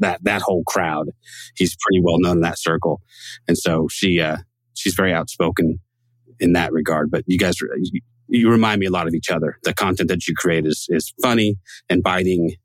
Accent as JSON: {"language": "English", "region": "Northern California", "country": "United States", "tie": "born or raised there", "also_born_or_lived": "Texas", "moved": "as an adult", "said": "I was born and raised in Northern California"}